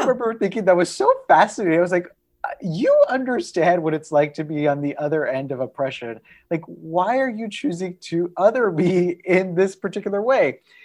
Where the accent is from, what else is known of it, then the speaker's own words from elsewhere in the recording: Texas, United States; somebody who shares my Tejano roots, a fellow Texas Mexican